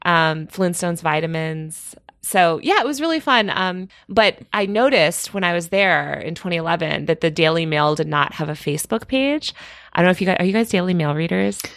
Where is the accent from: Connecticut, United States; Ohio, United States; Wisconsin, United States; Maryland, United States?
Connecticut, United States; I grew up in Connecticut